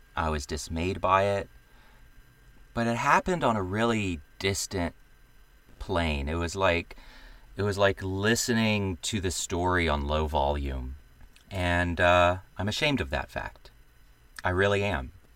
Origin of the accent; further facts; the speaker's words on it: the American South, United States; I am a Southerner